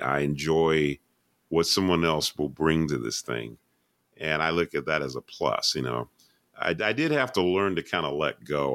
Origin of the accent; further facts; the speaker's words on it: Atlanta, Georgia, United States; I'm from Atlanta, Georgia.